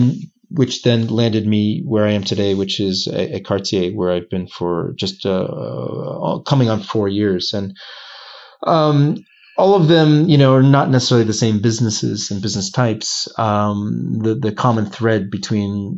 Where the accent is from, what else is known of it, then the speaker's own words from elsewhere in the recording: United States; moved away as an adult; also born or lived in Boston; now in Geneva, Switzerland; as an American, I'm the poster child for, you know, I speak one language